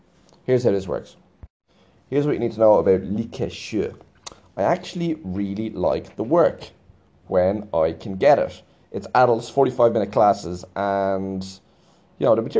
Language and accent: English; Ireland; I'm Irish